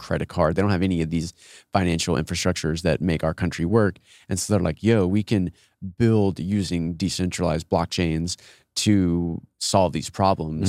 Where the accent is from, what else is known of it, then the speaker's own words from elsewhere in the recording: Austin, Texas, United States; I'm from Austin, grew up, all my siblings live here, my parents live here